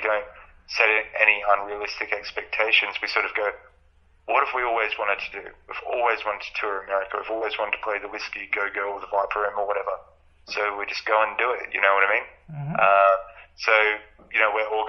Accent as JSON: {"language": "English", "town": "Albury-Wodonga", "country": "Australia", "said": "we are from Albury Wodonga"}